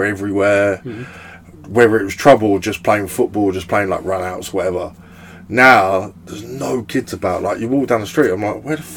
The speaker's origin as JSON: {"language": "English", "town": "Brentwood", "region": "East of England", "country": "United Kingdom", "tie": "born or raised there", "accent": "Essex", "said": "I was born in Brentwood. Grew up, first of all, Gibraltar House, Jib House"}